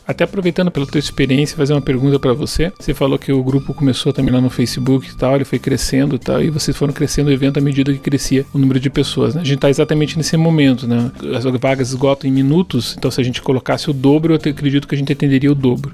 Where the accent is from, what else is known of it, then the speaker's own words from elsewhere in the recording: Curitiba, Paraná, Brazil; eu sou curitibano, né? Eu nasci aqui em Curitiba